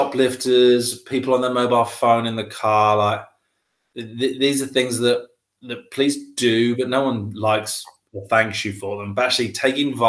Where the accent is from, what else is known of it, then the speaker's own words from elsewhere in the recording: Wroxham, East of England, United Kingdom; also born or lived in North Walsham, Norfolk / London; I was born in North Walsham in Norfolk. And I grew up in kind of Salhouse, Wroxham, so the Broads area of Norfolk. And that is where I currently live again now